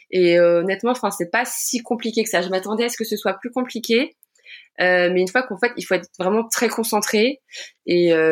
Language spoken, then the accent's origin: French; Rouen, Normandy, France; j'ai 29 ans, je viens de Rouen en Normandie